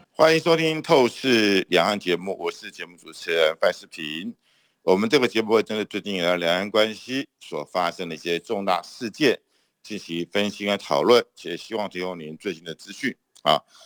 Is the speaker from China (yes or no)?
no; Taiwan; 我们台湾人民